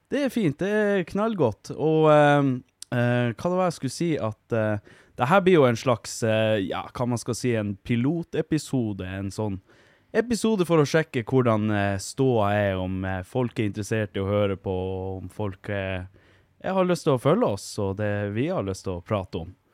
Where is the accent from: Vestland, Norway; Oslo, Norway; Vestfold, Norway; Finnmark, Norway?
Finnmark, Norway; Vardø; now in Hammerfest, Norway; Jeg er fra Vardø, bor i Hammerfest. Flytta hit for ti år sia.